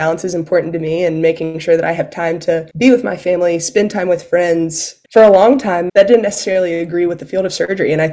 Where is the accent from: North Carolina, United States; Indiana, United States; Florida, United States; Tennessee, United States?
North Carolina, United States; Elizabeth City; moved away as an adult; now in Atlanta, United States; I am originally from North Carolina, grew up in a small town called Elizabeth City that is close to the Outer Banks